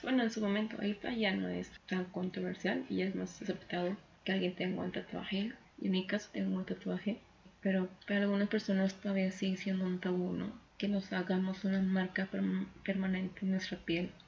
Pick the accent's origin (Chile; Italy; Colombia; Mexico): Mexico; estamos en un momento complicado como sociedad mexicana